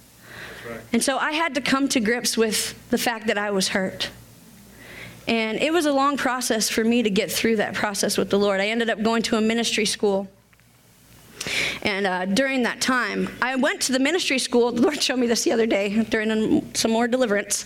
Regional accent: Washington, United States; moved away as an adult; I was from Washington State

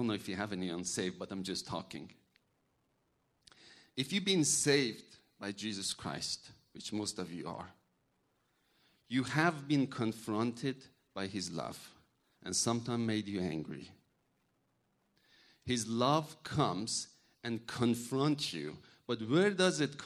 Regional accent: Iran; English is a second language; now in United States; I'm from a Muslim background. I'm from Iran.

